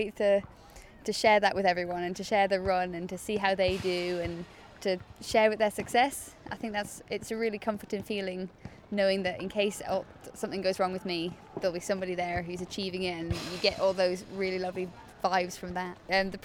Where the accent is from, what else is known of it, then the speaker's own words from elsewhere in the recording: Northumberland, North East England, United Kingdom; now in London, United Kingdom; In Northumberland, it's like really far north